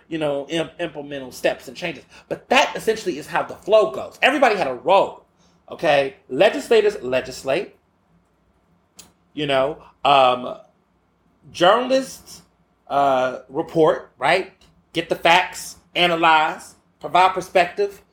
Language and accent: English; the South, United States; I grew up hearing that in the South.